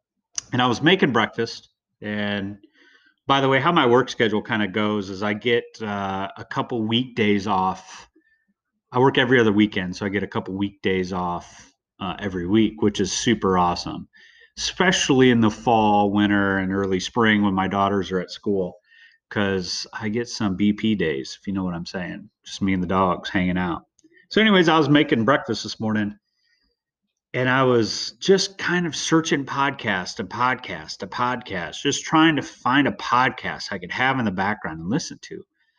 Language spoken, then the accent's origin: English; California, United States; also born or lived in Midwest; I was born in Southern California. I kind of grew up in California / the Midwest.